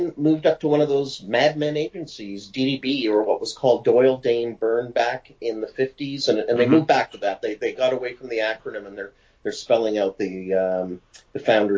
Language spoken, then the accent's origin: English; Winnipeg, Manitoba, Canada; moved away as an adult; also born or lived in Toronto / Ottawa / New York; now in Mont-Tremblant, Canada; I'm a Winnipeg native, left Winnipeg just in, you know, the beginning of this century with a job opportunity